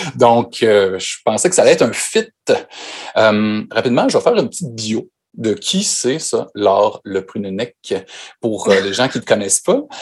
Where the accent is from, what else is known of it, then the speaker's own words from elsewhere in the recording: Quebec, Canada; nous, au Québec